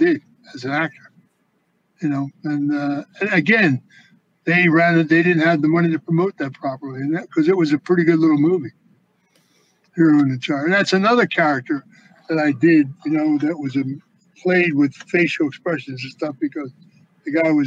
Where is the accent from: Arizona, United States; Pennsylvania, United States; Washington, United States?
Pennsylvania, United States; Philadelphia; I was born in Philadelphia and in a neighborhood. Not, you know, not in the suburbs and big house, but in a row home in the neighborhood.